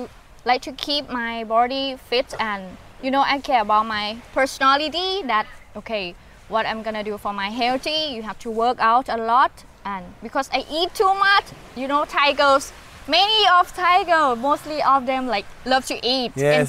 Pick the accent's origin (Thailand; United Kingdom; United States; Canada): Thailand; Ubon Ratchathani; English is a second language; Actually, my hometown is from Ubon Rajasthani.